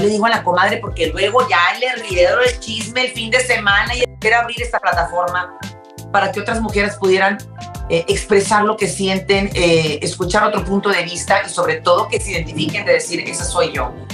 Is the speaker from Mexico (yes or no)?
yes; Mexico; now in Houston, United States; nosotros que somos mexicanas